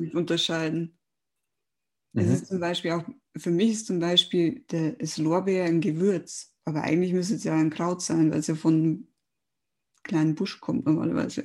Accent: Germany; bei uns in Deutschland

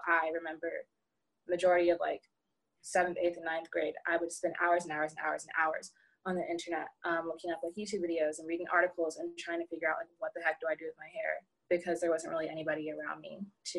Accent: North Carolina, United States; born there; Like I was born in North Carolina and all my family lives over there.

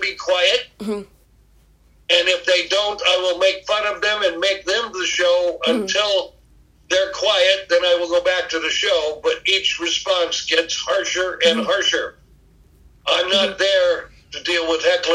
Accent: United States; I'm from America, not North Korea.

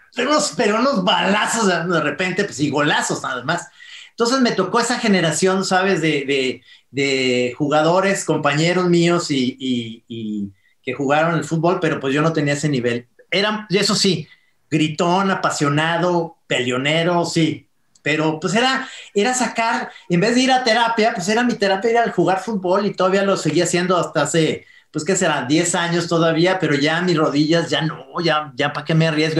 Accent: Mexico; todos los mexicanos somos entrenadores de la selección mexicana

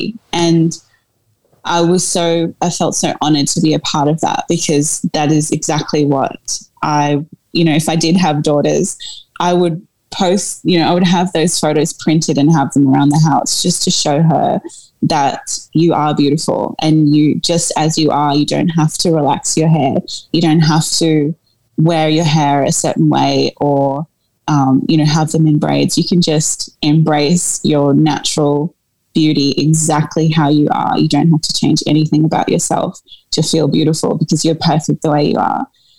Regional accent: South Africa; Like, oh God, I mean, being a South African woman, like, we can go back to and talk about apartheid

